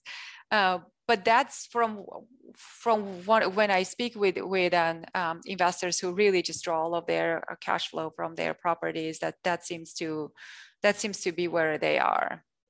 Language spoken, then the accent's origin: English; Armenia; first language Russian and Armenian; English is a second language; moved away as an adult; I grew up in Armenia